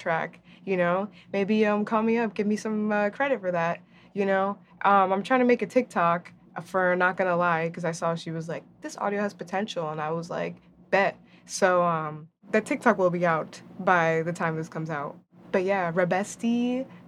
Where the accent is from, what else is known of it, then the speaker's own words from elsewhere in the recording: New Jersey, United States; I'm also Dominican and I'm also from New Jersey